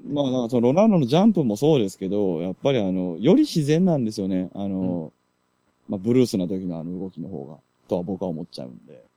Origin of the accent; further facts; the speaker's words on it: Japan; 僕はまあ日本人に生まれてしまった